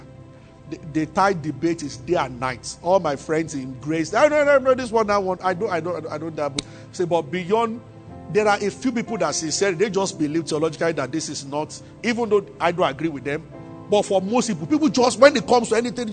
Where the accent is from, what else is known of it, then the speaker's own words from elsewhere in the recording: Abeokuta, Ogun State, Nigeria; moved away as an adult; also born or lived in Ibadan / Kaduna; now in Lagos, Nigeria; I grew up in Abeokuta and I went to the University of Ibadan